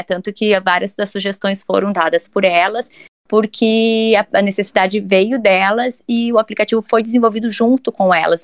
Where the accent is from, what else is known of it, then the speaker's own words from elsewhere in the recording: Santa Maria, Rio Grande do Sul, Brazil; moved away as an adult; nascida e criada em Santa Maria